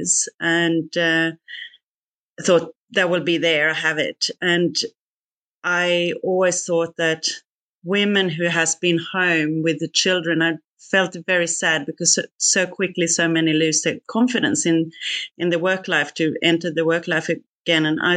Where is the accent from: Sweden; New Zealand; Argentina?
Sweden; moved away as an adult; also born or lived in Singapore; now in Australia; I'm not Australian from the beginning. I'm Swedish. Moved from Sweden to Singapore first in banking